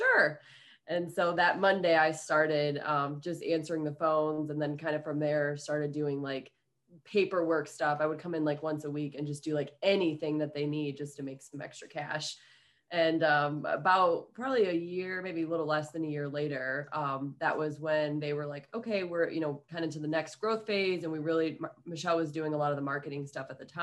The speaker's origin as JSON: {"language": "English", "region": "Ohio", "country": "United States", "moved": "yes", "said": "I'm originally from Ohio"}